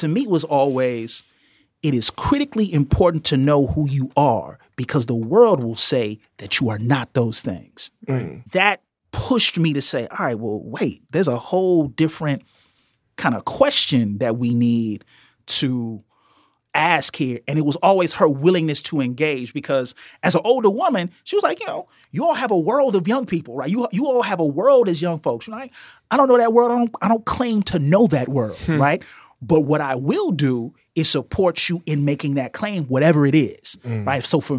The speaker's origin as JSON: {"language": "English", "town": "Marianna", "region": "Arkansas", "country": "United States", "lives_now": "Chicago, United States", "said": "So I'm from Marianna, Arkansas. I come to Chicago."}